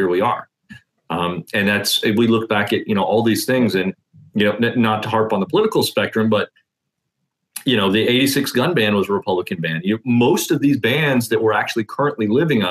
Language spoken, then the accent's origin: English; Indiana, United States; I am from Indiana.